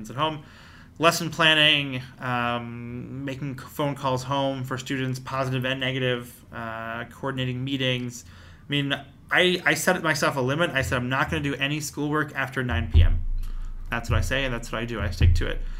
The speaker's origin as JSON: {"language": "English", "town": "Lower Merion", "region": "Pennsylvania", "country": "United States", "tie": "born or raised there", "moved": "as an adult", "lives_now": "Brooklyn, United States", "said": "I grew up in the suburb called Lower Merion"}